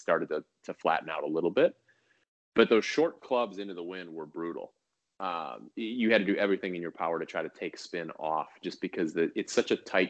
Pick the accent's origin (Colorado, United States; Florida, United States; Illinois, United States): Illinois, United States; Chicago; also born or lived in Orlando; now in Northern California, United States; I grew up in Chicago